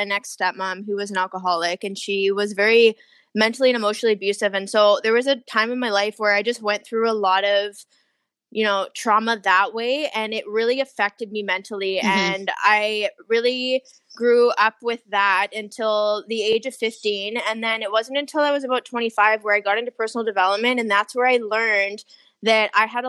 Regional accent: Victoria, British Columbia, Canada; also born or lived in Toronto / China; now in Vancouver, Canada; I'm originally from Victoria, BC.

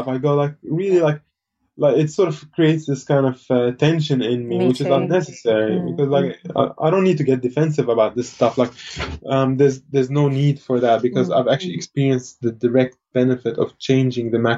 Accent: Lebanon; I was born in Lebanon, and it was the peak of the civil

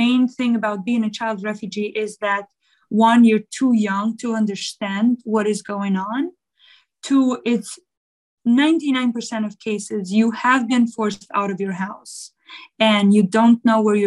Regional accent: Kosovo; also born or lived in Albania; I am originally from Kosovo, and I was 4.5 years old when the end of Yugoslavia war, which was the war with Kosovo, happened.

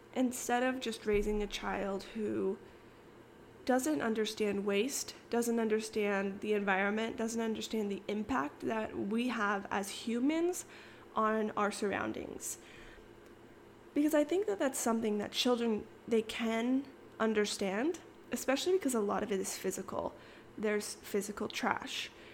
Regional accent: Kansas, United States; moved away as an adult; also born or lived in Arizona; now in Austin, United States; I was born in Kansas. I, I lived in Arizona for a few years, moved back to Kansas. And I basically lived in Kansas up until I moved

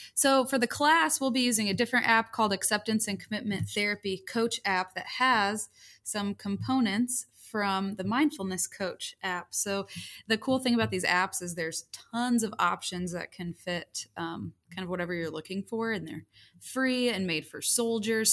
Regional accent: Indiana, United States; moved away as an adult; also born or lived in Chicago / Texas; I grew up mostly in Indiana.

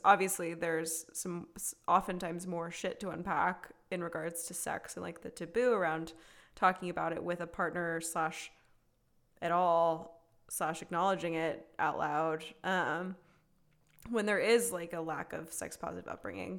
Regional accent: the South, United States; we as two women growing up in the South

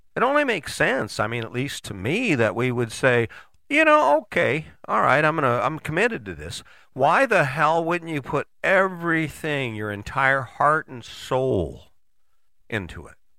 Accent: United States; as an American

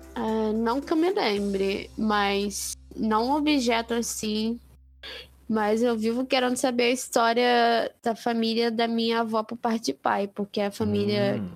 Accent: Rio de Janeiro, Brazil; eu, como sou do Rio de Janeiro

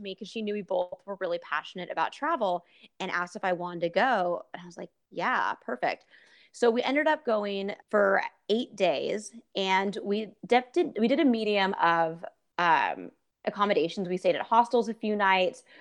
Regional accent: West Coast, United States; growing up on the West Coast

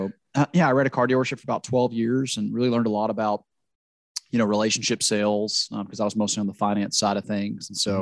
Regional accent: Louisiana, United States; I'm from Louisiana

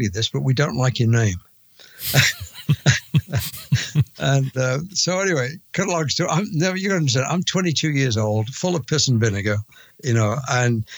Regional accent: Coventry, West Midlands, United Kingdom; moved away as an adult; now in United States; I'm from Coventry in England

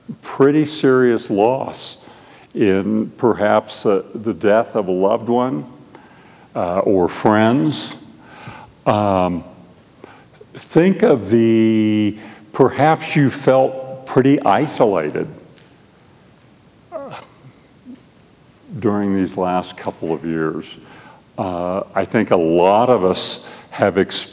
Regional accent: Albuquerque, New Mexico, United States; We're from Albuquerque, and I am on staff at Mosaic Church, which is a PCA work in Albuquerque

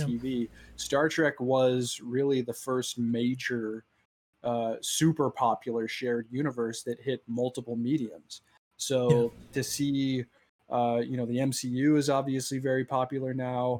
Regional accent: Southern California, United States; we grew up in Southern California.

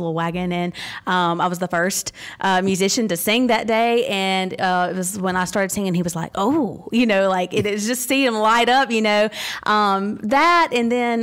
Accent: Mississippi, United States; I grew up born and raised in Mississippi. I live in Senatobia now, currently.

